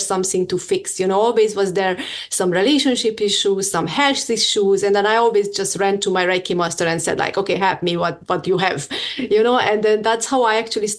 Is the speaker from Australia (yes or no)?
no; Hungary; I'm from Hungary